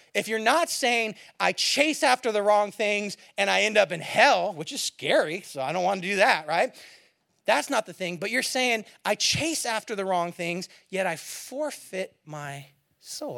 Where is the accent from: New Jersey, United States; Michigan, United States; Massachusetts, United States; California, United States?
California, United States; San Francisco Bay Area; also born or lived in Eugene, Oregon / Springfield, Oregon; now in south of Seattle, United States; I'm from the Bay Area originally, San Francisco area